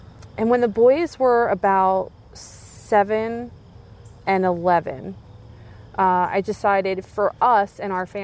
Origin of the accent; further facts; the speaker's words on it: Coatesville, Pennsylvania, United States; moved away as an adult; now in Springford, United States; I was raised in Coatesville.